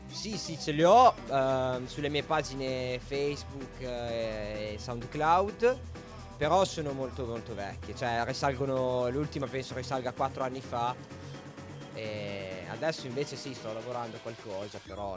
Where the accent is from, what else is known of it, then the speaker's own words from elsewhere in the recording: Piacenza area, Emilia-Romagna, Italy; la mia partenza è stata il locale mh, mm, del mio paese poi ho cominciato a suonare qualche ristorante, qualche bar sempre nella okay. zona del Piacentino